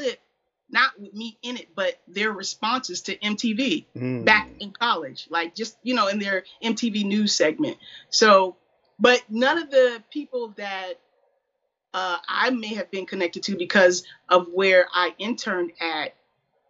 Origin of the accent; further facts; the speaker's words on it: Springfield, Illinois, United States; I'm from Springfield, Illinois